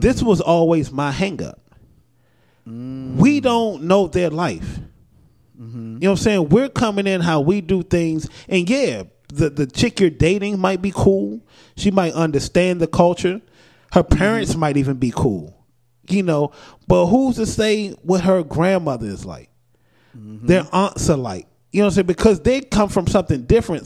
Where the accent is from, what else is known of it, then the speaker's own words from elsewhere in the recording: United States; that's Americans being American. We we are you know we are taught that we run shit